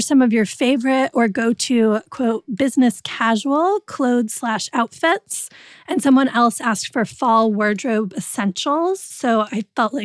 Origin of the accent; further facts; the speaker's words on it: Connecticut, United States; I'm from Connecticut, so I can't not be preppy sometimes